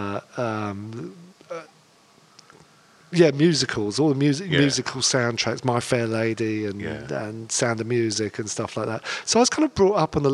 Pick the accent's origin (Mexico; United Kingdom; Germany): United Kingdom; London; I was born in London, and I kind of lived around Hampstead and Golders Green. We kind of moved around a lot in North London. So I was kind of brought up there, and I went to school in Hampstead